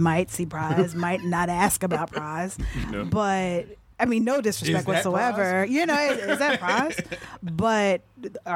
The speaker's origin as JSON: {"language": "English", "town": "Binghamton", "region": "New York", "country": "United States", "tie": "born or raised there", "also_born_or_lived": "Rochester, New York", "said": "I was born in Rochester, New York, and then we moved to Binghamton when I was really little, like before I was even 4 years old"}